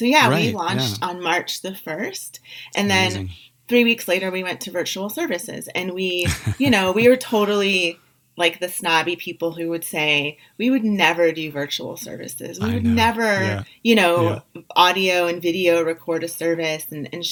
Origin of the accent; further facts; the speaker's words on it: St. Louis, Missouri, United States; now in Phoenix, United States; I'm from St. Louis originally